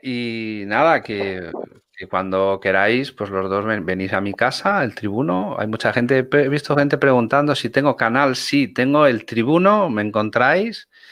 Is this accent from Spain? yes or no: yes; Spain; yo soy un español que vivo aquí